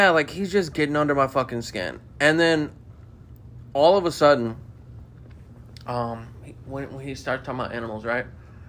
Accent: Mobile, Alabama, United States; I don't sound Southern. I was born and raised in Mobile.

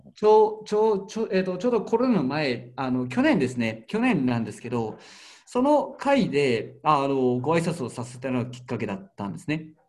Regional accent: Karatsu, Saga, Japan; 僕が出身でもある唐津の唐津焼き

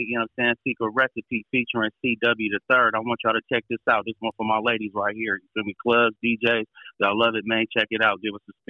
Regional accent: San Francisco, California, United States; I'm from San Francisco, California, Hunters Point, West Point Project, to be exact.

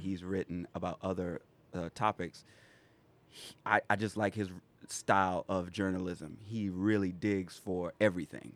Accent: Pineville, South Carolina, United States; now in Charleston, United States; born and raised in Pineville, South Carolina

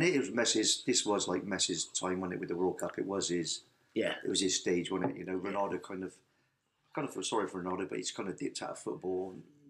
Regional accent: Bristol, South West England, United Kingdom; accent: Bristol

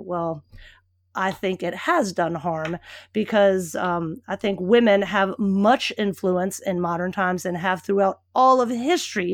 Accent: Richmond, Virginia, United States; moved away; I grew up in Richmond, Virginia

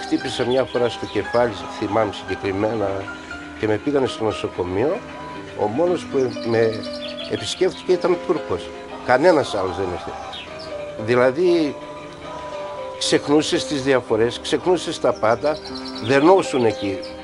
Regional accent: Palaiopoli, East Macedonia and Thrace, Greece; moved away as an adult; also born or lived in Belgium; παιδικά χρόνια μαζί με τους φίλους μου εδώ στην Παλιάπολη

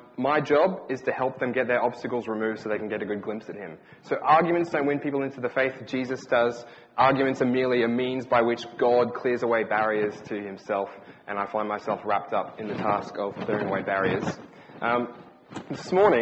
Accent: Brisbane, Queensland, Australia; moved away as an adult; now in England, United Kingdom; we're from Brisbane, Australia. We're still getting used to the winter here.

